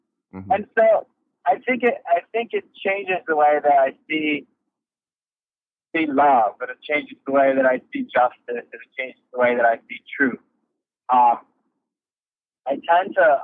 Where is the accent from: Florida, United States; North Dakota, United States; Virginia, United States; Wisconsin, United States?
Wisconsin, United States; Kenosha; moved away; I grew up in Kenosha, Wisconsin